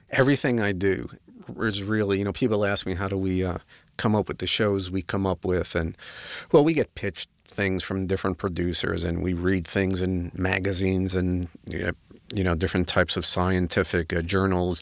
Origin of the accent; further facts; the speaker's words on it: New York, United States; I'm a New Yorker. I have no patience